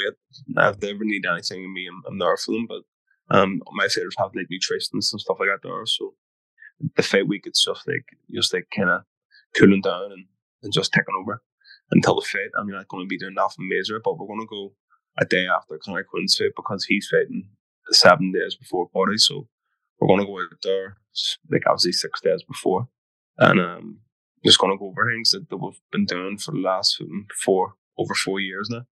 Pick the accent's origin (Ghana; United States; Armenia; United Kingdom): United Kingdom; Belfast, Northern Ireland; we're both from St. James